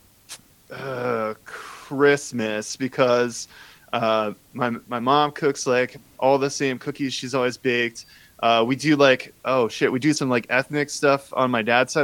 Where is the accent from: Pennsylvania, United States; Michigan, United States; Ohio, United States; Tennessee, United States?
Ohio, United States; Cincinnati; I'm from Cincinnati